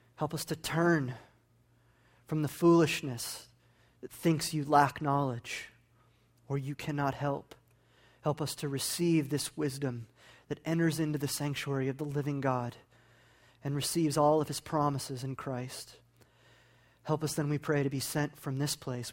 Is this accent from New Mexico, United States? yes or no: yes; New Mexico, United States; moved away; I'm from New Mexico